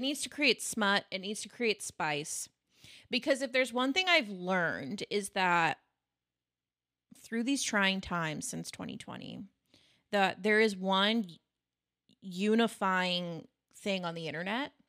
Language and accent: English; United States; as an American